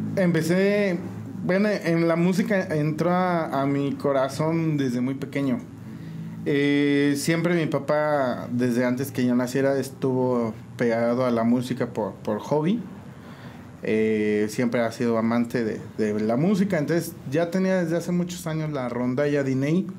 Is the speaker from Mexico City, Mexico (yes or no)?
no; San Juan del Río, Querétaro, Mexico; Nací en San Juan del Río, criado igual aquí, originario de San Juan